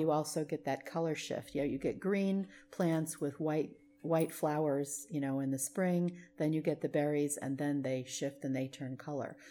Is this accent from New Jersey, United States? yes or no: yes; New Jersey, United States; now in Vallejo, United States; I grew up in New Jersey